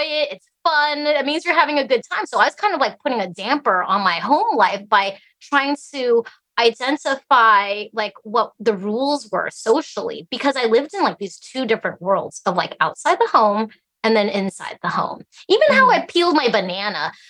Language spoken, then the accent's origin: English; Alaska, United States; English is a second language; also born or lived in Idaho; I, I grew up here in Alaska